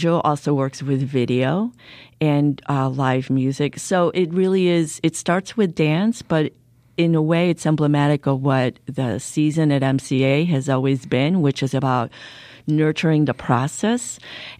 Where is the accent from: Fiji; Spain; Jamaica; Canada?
Spain; moved away as an adult; now in Chicago, United States; I'm originally from Spain